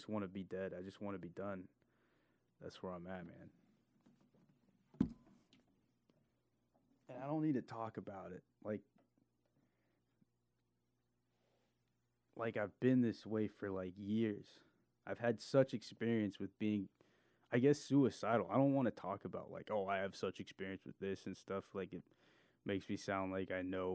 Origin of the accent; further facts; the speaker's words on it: California, United States; I'm from California